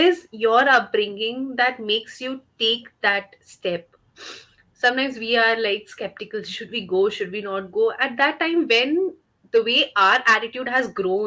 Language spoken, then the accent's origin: English; India; we as an Indian society